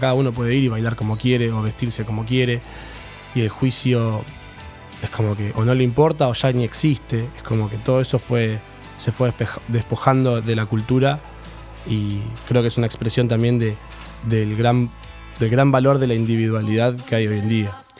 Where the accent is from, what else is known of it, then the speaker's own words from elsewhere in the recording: Mar del Plata, Buenos Aires Province, Argentina; moved away as an adult; now in La Plata, Argentina; soy de Mar del Plata. llegué a la ciudad en el 2012